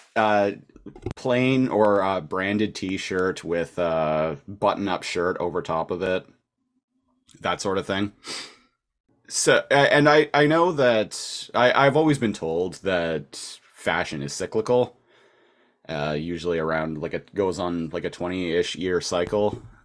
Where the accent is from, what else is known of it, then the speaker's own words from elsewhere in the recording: Nanaimo, British Columbia, Canada; moved away as an adult; also born or lived in Victoria, British Columbia; Nanaimo, British Columbia, which is actually my hometown, no longer living in Victoria, which is where I'd been living for the past eight years